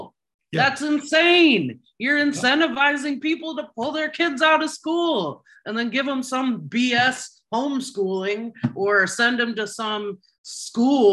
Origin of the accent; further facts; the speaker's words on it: Midwest, United States; The private schools in my area growing up in the Midwest were not necessarily better